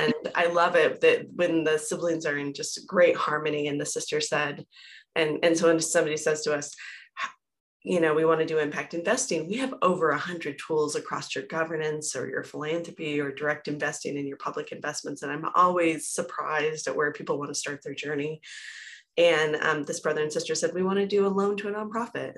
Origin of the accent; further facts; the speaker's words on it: Hailey, Idaho, United States; also born or lived in Port Angeles, Washington; now in Denver, United States; where I grew up is a small town, Haley, Idaho, in the mountains outside of Sun Valley, Idaho.